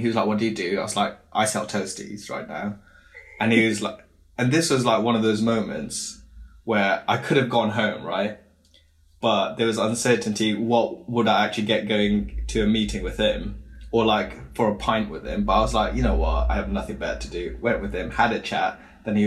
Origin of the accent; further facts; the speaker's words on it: Wales, United Kingdom; I come from a little town in Wales, like Brecon Beacons